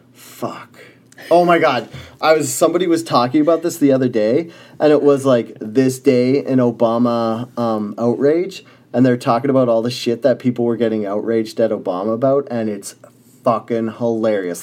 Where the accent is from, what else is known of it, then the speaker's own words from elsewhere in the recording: Canada; I was born in Canada